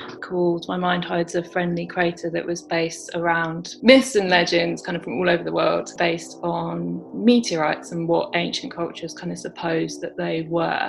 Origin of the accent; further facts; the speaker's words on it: Brighton, South East England, United Kingdom; also born or lived in London; I grew up in London and then moved down to Brighton to the coast when I was 11 and sort of was a teenager here, went to school here.